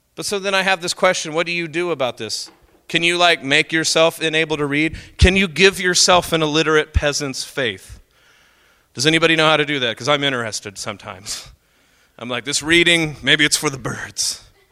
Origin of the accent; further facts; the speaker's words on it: Oklahoma, United States; I'm from Oklahoma